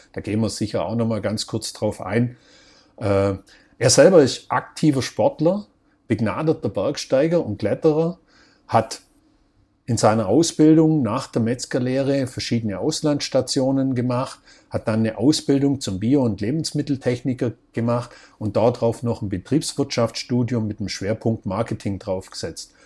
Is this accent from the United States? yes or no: no; Vorarlberg, Austria; bei uns in Vorarlberg